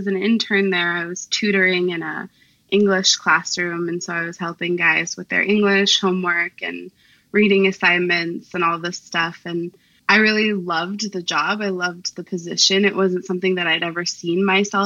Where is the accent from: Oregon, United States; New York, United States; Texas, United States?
Oregon, United States; Portland; moved away as an adult; now in Vancouver, United States; I currently live in Vancouver, Washington. I'm originally from Portland, Oregon, so not too far off